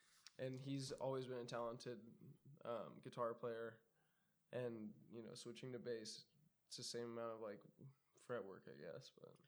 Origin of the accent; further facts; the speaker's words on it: Orange County, Southern California, United States; I grew up in Southern California in Orange County, like Anaheim and Orange